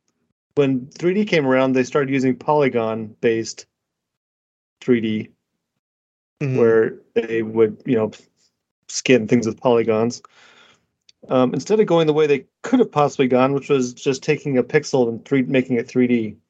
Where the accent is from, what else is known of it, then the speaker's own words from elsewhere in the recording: United States; I'm an American